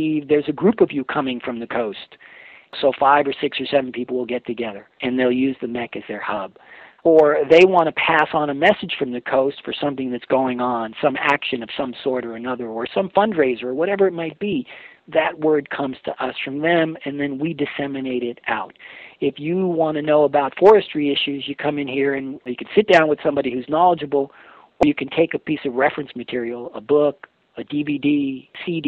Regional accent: New York City, New York, United States; also born or lived in Oregon / Alaska / Seattle; now in Mendocino County, United States; I grew up in New York City

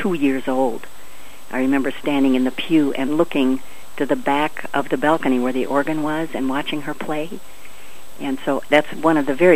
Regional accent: Loyal, Wisconsin, United States; moved away as an adult; also born or lived in Eau Claire, Wisconsin / New York; now in Grand Rapids, United States; Near Marshfield. Our address was Greenwood, and I went to school in Loyal, Wisconsin, through high school

